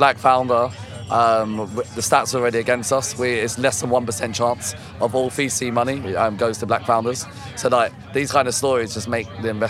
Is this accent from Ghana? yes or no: no; London, United Kingdom; I'm from London.